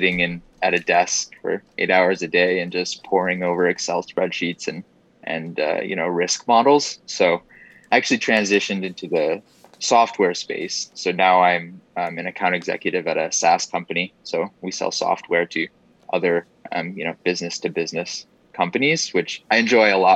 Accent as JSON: {"language": "English", "town": "Corning", "region": "New York", "country": "United States", "tie": "born or raised there", "moved": "as an adult", "lives_now": "Atlanta, United States", "said": "I grew up in upstate New York in the Finger Lakes. So small town. And it's called Corning, New York."}